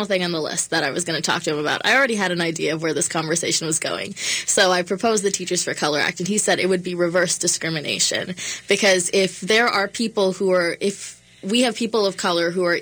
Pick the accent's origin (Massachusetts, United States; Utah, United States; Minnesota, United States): Minnesota, United States; Prior Lake; I grew up in Prior Lake, Minnesota